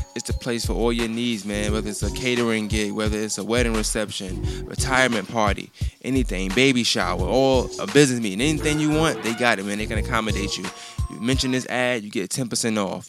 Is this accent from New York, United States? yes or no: yes; New York, United States; I grew up in New York